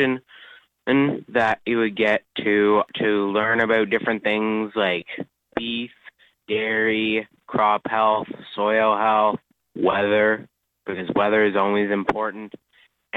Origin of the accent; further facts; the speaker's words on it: Steinbach, Manitoba, Canada; also born or lived in La Broquerie, Manitoba; For as long as I can remember, I have grown up in the prairies. I was born in Steinbach, Manitoba, and we live by a really small town called La Broquerie.